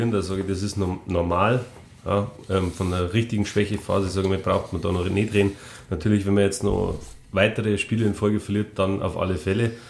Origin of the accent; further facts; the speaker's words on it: Rosenheim, Bavaria, Germany; born there; 40 Jahre alt, gebürtiger Rosenheimer